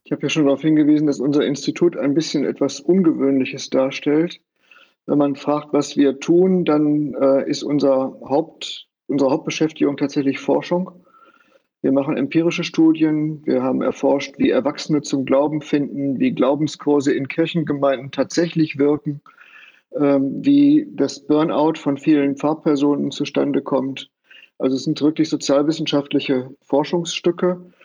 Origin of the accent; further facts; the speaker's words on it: Bielefeld, North Rhine-Westphalia, Germany; moved away as an adult; also born or lived in Münster; now in Greifswald, Germany; Ich bin also gebürtiger Bielefelder